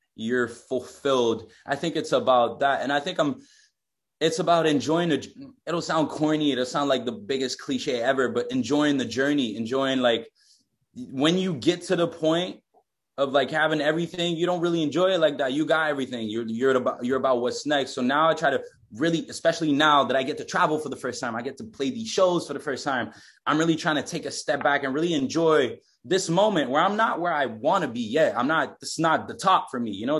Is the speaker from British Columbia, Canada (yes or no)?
no; Quebec, Canada; I'm from Quebec.